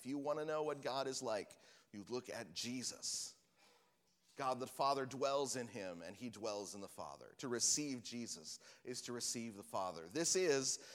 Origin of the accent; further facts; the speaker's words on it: Washington, United States; we're from Washington, where we have all the different kinds of apples